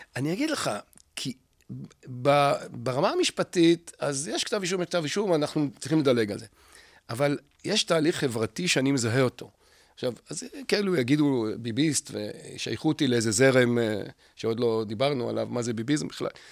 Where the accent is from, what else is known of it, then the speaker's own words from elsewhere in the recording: Israel; also born or lived in Jerusalem; ממשכון המזרח ומשדרות, איפה שגדלתי, בשנות ה-60